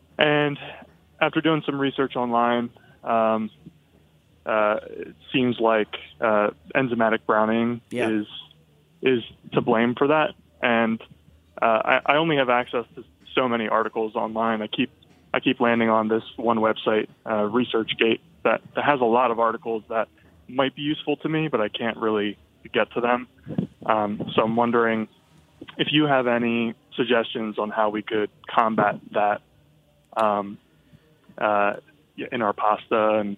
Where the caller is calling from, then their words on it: Philadelphia, Pennsylvania, United States; I'm calling from Philly.